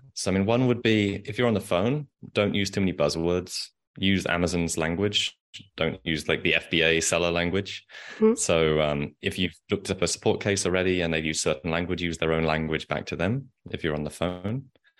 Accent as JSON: {"language": "English", "region": "England", "country": "United Kingdom", "accent": "English", "said": "my English accent."}